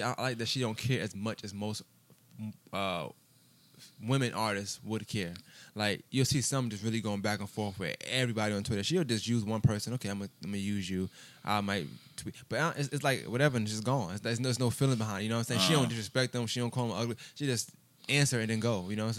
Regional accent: New York City, New York, United States; I'm from Brooklyn. That's the only borough we really acknowledge.

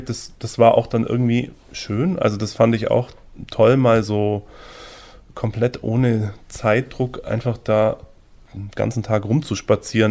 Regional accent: Füssen, Bavaria, Germany; moved away as an adult; also born or lived in Salzburg; Wir sind beide in Füssen aufgewachsen

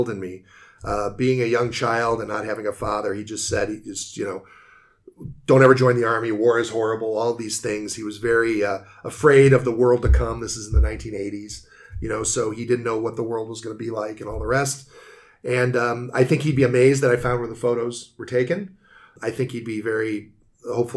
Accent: United States; I'm American

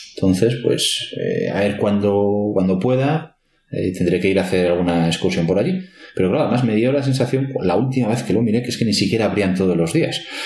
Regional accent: Madrid, Community of Madrid, Spain; yo me he criado en Carabanchel Bajo y en Usera

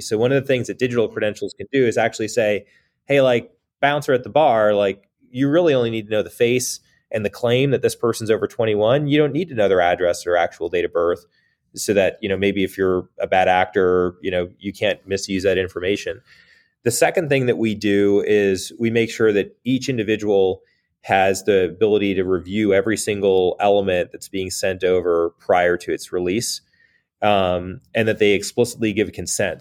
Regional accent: United States; as an American

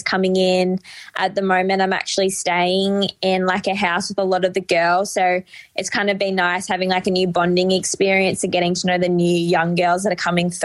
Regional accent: Albury, New South Wales, Australia; now in Melbourne, Australia; I'm from the New South Wales side

